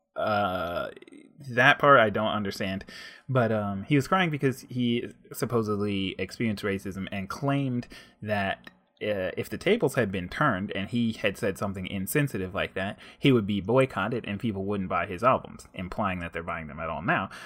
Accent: United States; as an African-American male growing up

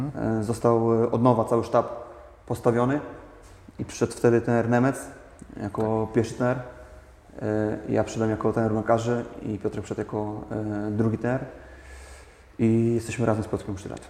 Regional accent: Opole, Opole Voivodeship, Poland; mieszkam e, od zawsze tak w tym mieście, urodziłem się w tym mieście

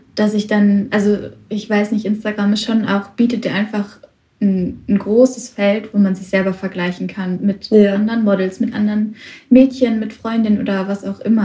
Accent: Witten, North Rhine-Westphalia, Germany; ich komme aus Witten, ganz in der Nähe von Bochum

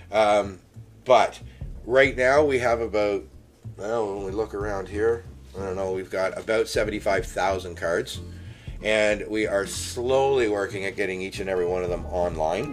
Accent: just outside of Toronto, Ontario, Canada; I grew up just outside of Toronto

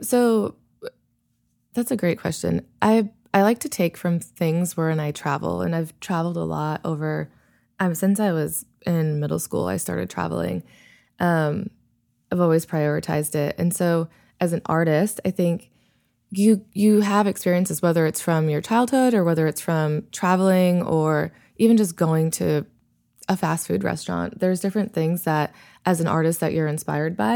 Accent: Worcester, Massachusetts, United States; moved away as an adult; also born or lived in New Haven, Connecticut; now in Bakersfield, United States; I was born in Massachusetts, and I lived there until I went to college

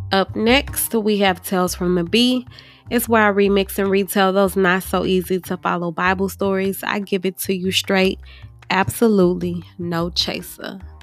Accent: St. Louis, Missouri, United States; I'm from Saint Louis

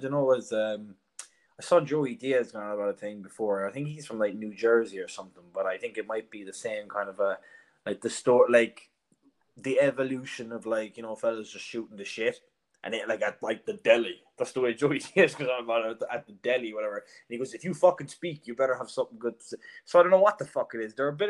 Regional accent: Ireland; now in Dublin, Ireland; I'm hoping outside of Ireland, my accent might be grand, but I feel like in Dublin now, I'm like, you know, I can feel the word bogger when I'm fucking talking at shit.

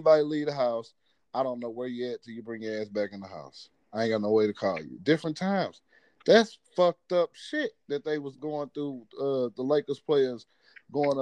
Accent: Missouri, United States; I'm from Missouri.

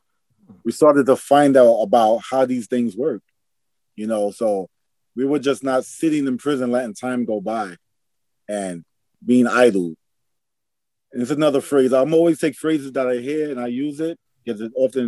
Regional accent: New York City, New York, United States; I'm a kid of New York City. I grew up in Harlem, New York

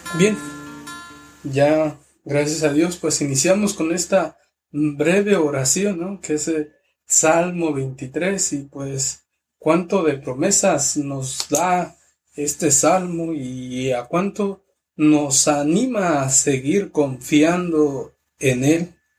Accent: Mexico; moved away; la parroquia de mi pueblo que se llama San, Francisco de Asís, que es de Cherá

